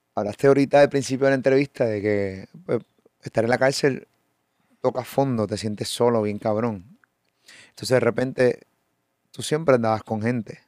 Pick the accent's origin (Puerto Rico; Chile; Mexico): Puerto Rico; Puerto Rico porque es donde vivo